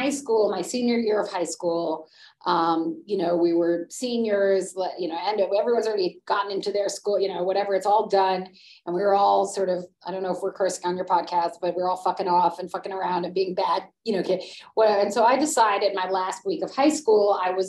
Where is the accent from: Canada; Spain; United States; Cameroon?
United States; New York City, New York; I grew up on the Upper West Side of Manhattan